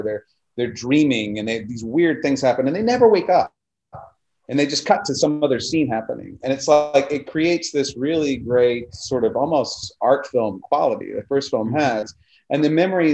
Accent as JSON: {"language": "English", "town": "Houston", "region": "Texas", "country": "United States", "tie": "born or raised there", "said": "I grew up in Houston, Texas"}